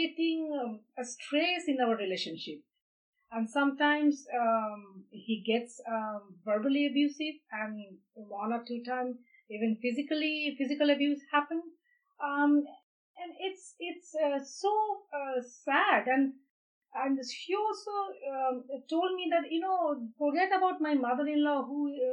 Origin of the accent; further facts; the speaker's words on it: India; moved away; I'm from India